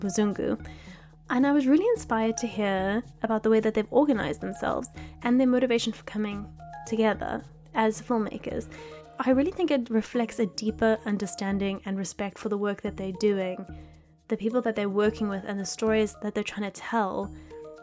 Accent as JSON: {"language": "English", "country": "South Africa", "said": "I'm South African"}